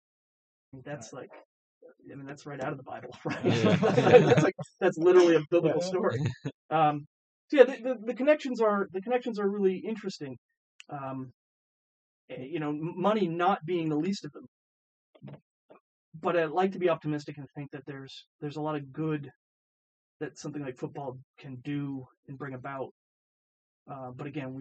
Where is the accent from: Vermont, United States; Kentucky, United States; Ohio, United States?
Vermont, United States; also born or lived in Boulder, Colorado; now in Charlottesville, United States; I grew up in I grew up in Vermont.